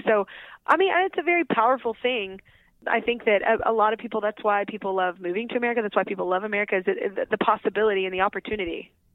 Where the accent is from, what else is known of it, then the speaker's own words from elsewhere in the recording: Texas, United States; I grew up in Texas.